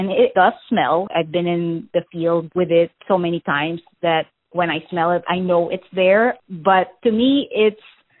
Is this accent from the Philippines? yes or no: yes; Philippines; now in Brooklyn, United States; I'm originally from the Philippines